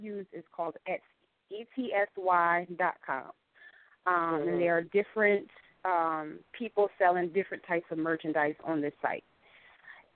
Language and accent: English; the North, United States; moved away as an adult; now in North Carolina, United States; I'm from the North